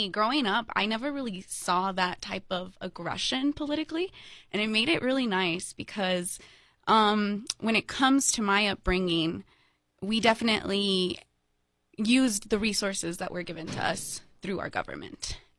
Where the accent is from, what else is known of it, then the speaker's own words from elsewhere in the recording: Las Cruces, New Mexico, United States; Well, you know, I love my town.